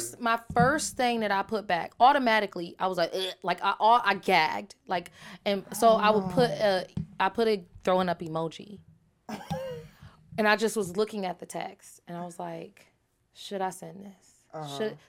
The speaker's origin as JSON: {"language": "English", "country": "Jamaica", "said": "I'm a Jamaican, and I get like, who do you think you're talking to?"}